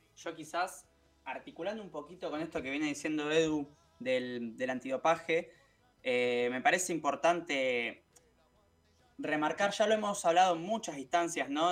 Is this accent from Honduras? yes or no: no; Argentina; como pueblo argentino